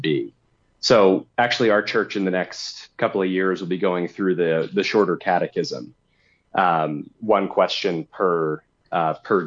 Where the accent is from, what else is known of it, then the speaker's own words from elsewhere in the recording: United States; as an American Christian